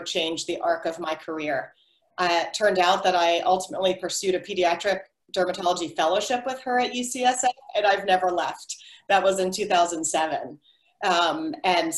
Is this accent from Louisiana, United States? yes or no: no; just outside of Pittsburgh, Western Pennsylvania, United States; born or raised there; now in San Francisco, United States